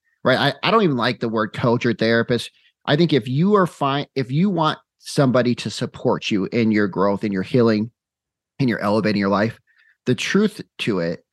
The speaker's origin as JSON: {"language": "English", "town": "Phoenix", "region": "Arizona", "country": "United States", "moved": "yes", "lives_now": "Utah, United States", "said": "I'm originally from Phoenix, Arizona. Now I live in Utah"}